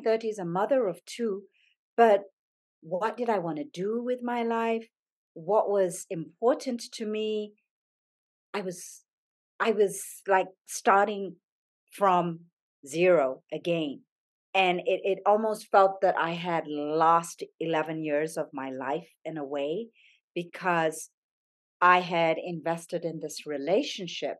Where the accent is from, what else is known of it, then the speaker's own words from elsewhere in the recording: Zambia; moved away; I grew up in Zambia